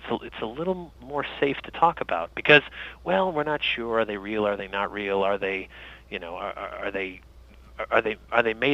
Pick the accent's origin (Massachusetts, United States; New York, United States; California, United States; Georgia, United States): Massachusetts, United States; born there; I was born in Massachusetts, but I, I lived all over and came back in, in 2002